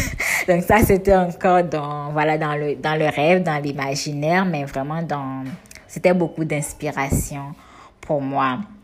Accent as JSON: {"language": "French", "town": "Cotonou", "region": "Littoral", "country": "Benin", "tie": "born or raised there", "said": "j'ai grandi en ville, à Cotonou, euh, dans le quartier Godomain plus précisément, euh, avec mes soeurs et mes parents"}